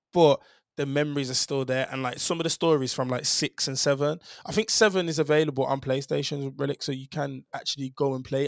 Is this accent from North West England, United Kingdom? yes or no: no; Birmingham, West Midlands, United Kingdom; a Jamaican man from, uh, Birmingham